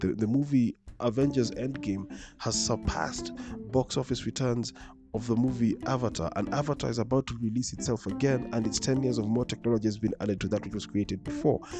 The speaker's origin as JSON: {"language": "English", "region": "Nairobi", "country": "Kenya", "tie": "born or raised there", "said": "I grew up in Dagoretti"}